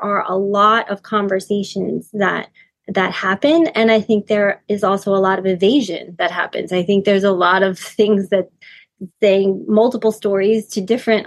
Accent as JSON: {"language": "English", "country": "United States", "said": "I'm also American"}